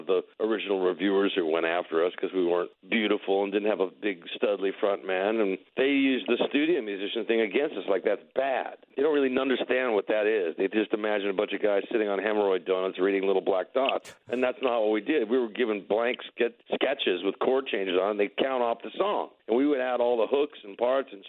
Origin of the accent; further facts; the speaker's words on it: Los Angeles, California, United States; we're from North Hollywood